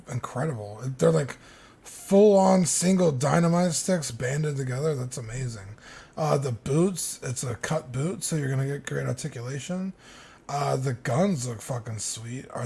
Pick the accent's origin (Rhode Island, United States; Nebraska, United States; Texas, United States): Texas, United States; born there; American. I was Born in Texas, where we